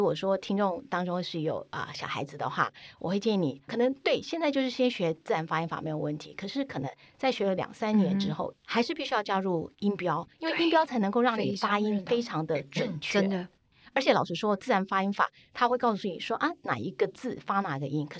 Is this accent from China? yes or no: no; Taiwan; 我们台湾人有时候我们讲说啊